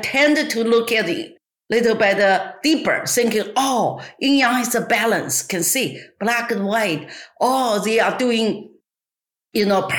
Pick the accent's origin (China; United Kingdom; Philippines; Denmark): China; English is a second language; moved away as an adult; now in Los Angeles, United States; I born and raised in China